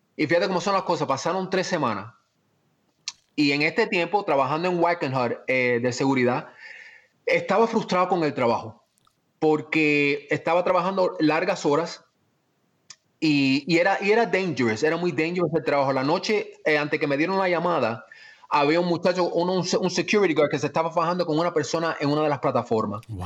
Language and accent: Spanish; Miami, Florida, United States; also born or lived in Cuba / Spain / Virginia / Atlanta; como soy de Miami, me crié en Miami